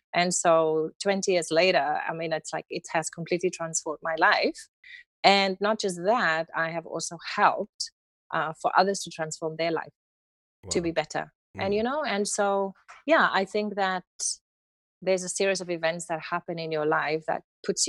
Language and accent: English; Cape Town, Western Cape, South Africa; accent: South African; I was born and raised in the city of Cape Town.